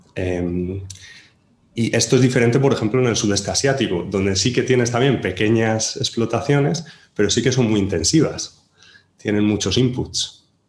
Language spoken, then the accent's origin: Spanish; Spain; born or raised there